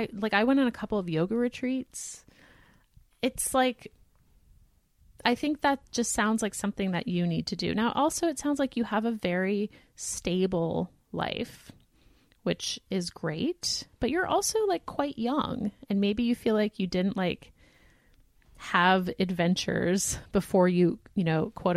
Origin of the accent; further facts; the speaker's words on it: East Coast, United States; now in Chicago, United States; I'm from the East Coast, but I moved to Chicago a year ago with my husband, who is in his second year of medical residency.